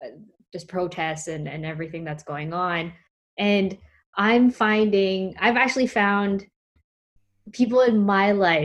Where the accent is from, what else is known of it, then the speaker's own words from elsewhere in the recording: Philippines; And then get shot at because I'm Filipino.